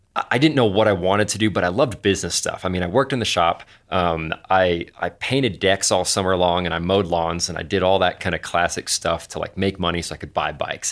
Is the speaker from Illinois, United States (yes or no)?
no; Anchorage, Alaska, United States; moved away as an adult; also born or lived in Colorado; I grew up in Anchorage, Alaska